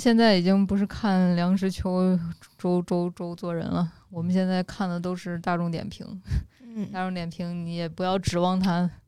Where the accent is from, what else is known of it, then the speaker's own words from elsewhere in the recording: Xi'an, Shaanxi, China; moved away as an adult; now in Beijing, China; 我从小在西安长大